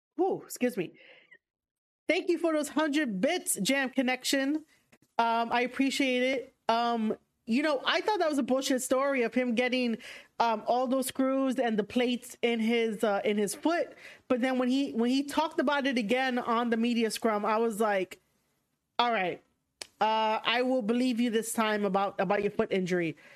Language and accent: English; New York, United States; accent: thick New York; How is my New York accent thick